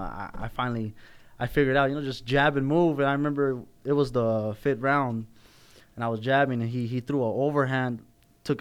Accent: Los Angeles, California, United States; I grew up North Hollywood by way of Somar.

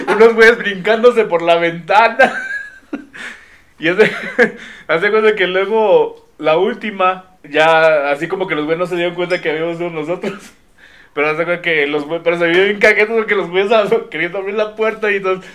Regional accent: Mexico; como buen mexicano

